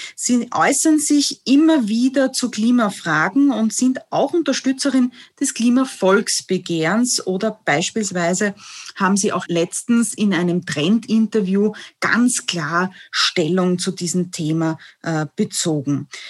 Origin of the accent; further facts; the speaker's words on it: Vienna, Austria; Ich komme ja auch aus Döbling